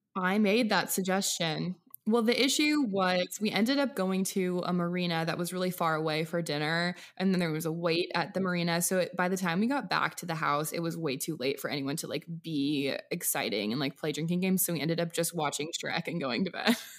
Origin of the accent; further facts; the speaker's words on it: Washington, United States; Washington State.